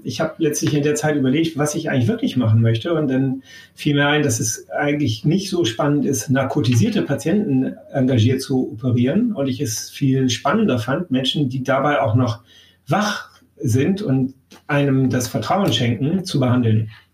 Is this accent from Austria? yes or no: no; Bremen, Germany; moved away as an adult; also born or lived in Damascus; now in Hamburg, Germany; ich bin seinerzeit äh, zum Studium von ähm, oder aus Bremen nach Hamburg gewechselt